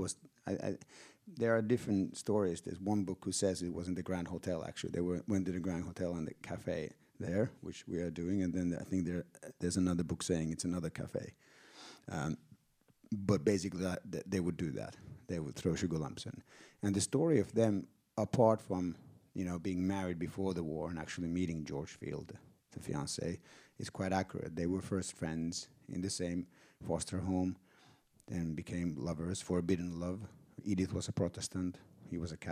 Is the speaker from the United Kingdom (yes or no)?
no; Finland; I'm from Finland.